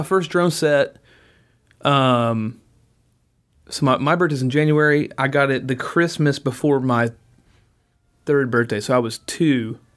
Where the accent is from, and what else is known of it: Nashville, Tennessee, United States; born or raised there